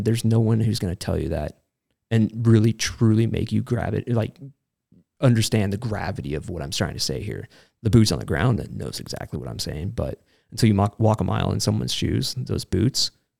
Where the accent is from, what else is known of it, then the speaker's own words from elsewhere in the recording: Reno, Nevada, United States; also born or lived in San Diego, California; Well, Reno, Nevada, actually. I'm from San Diego originally, but I don't like saying that out loud.